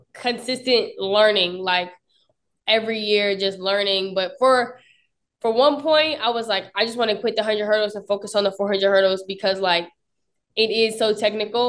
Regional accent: Upper Marlboro, Maryland, United States; moved away as an adult; also born or lived in Potomac, Maryland / Lexington, Kentucky; I'm actually from PG County, Upper Marlboro, Maryland

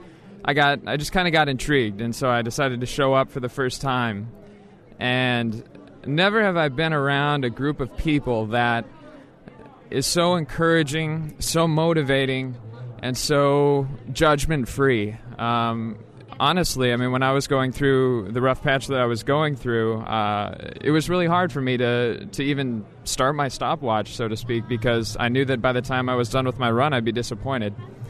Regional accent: Logan, Utah, United States; I'm from Logan, Utah.

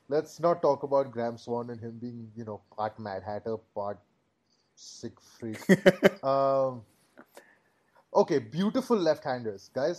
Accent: India; we're Indian.

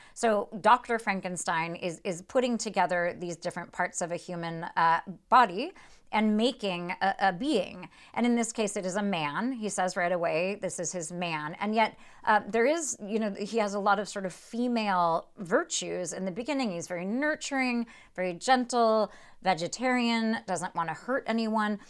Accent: United States; as an American reader

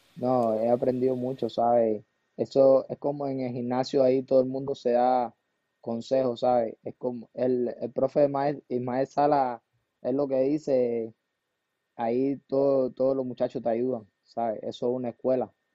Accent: Camagüey, Cuba; born or raised there; moved away

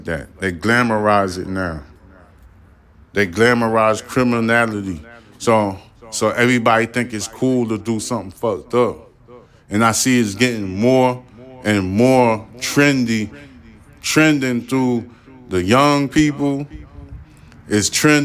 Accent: New York City, New York, United States; moved away; I'm from New York City, you know what I'm saying? I was born in Brooklyn, so this is affecting my family that still lives in New York City

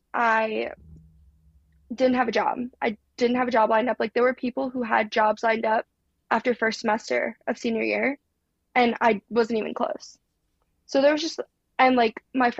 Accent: New Jersey, United States; moved away as an adult; also born or lived in Alabama; I'm from Jersey

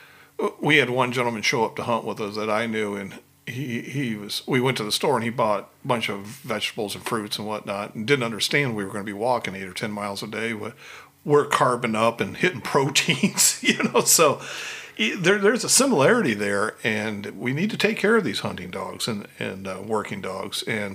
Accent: Upper Peninsula of Michigan, United States; we grew up in the Upper Peninsula of Michigan, so we're hockey fans.

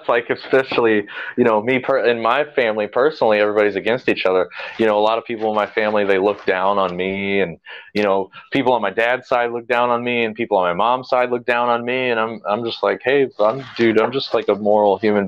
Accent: United States; I have a soft spot in my heart for Americana, I guess, being an American

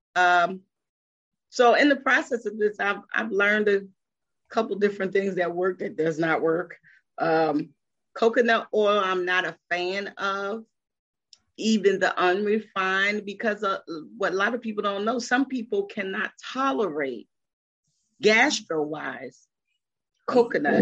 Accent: Philadelphia, Pennsylvania, United States; moved away as an adult; I am originally from Philadelphia and I moved here in 1997

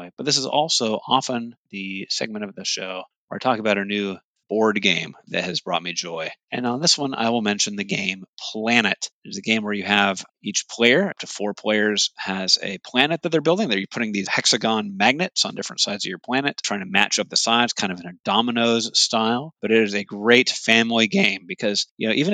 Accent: Hawaii, United States; now in Midwest, United States; growing up in Hawaii

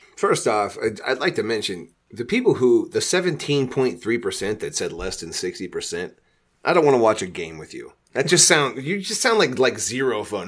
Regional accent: Columbus, Nebraska, United States; Employing and funding my hometown

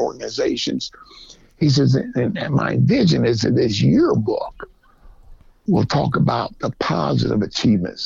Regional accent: the North, United States; moved away as an adult; also born or lived in Georgia; I'm from the North

